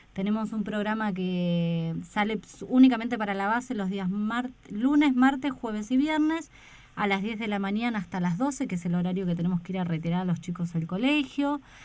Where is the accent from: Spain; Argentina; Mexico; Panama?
Argentina; Buenos Aires; moved away as an adult; now in Esperanza Base, Antarctica; yo de mm, la República de la Boca.